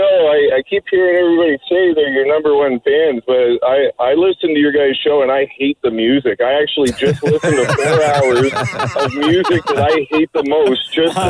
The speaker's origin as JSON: {"language": "English", "region": "East Coast", "country": "Canada", "tie": "born or raised there", "moved": "yes", "said": "I grew up in the East Coast"}